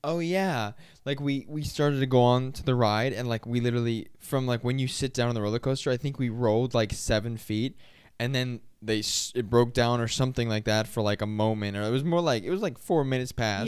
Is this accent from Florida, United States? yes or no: yes; Florida, United States; We're from Florida